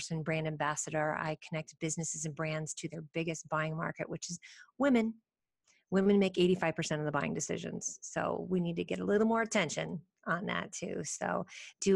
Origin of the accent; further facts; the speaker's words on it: United States; traveling as an American in a foreign country